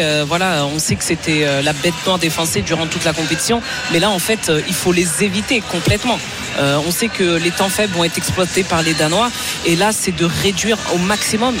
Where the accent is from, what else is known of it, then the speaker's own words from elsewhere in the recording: France; je suis française